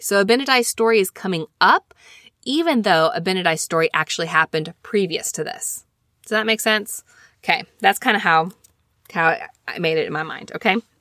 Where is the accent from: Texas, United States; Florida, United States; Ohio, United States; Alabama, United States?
Alabama, United States; I'm from Alabama.